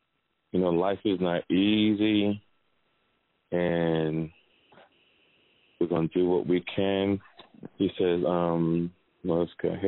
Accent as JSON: {"language": "English", "town": "Seattle", "region": "Washington", "country": "United States", "moved": "yes", "lives_now": "Florida, United States", "said": "I'm from Seattle, Washington, and I moved to Florida after my grandmother passed."}